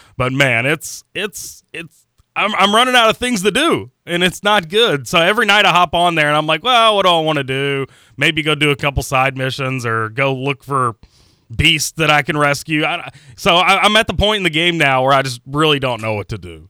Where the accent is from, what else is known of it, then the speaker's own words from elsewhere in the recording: Pekin, Indiana, United States; moved away; also born or lived in Georgetown, Kentucky / Jacksonville, Florida; Pekin was my boyhood home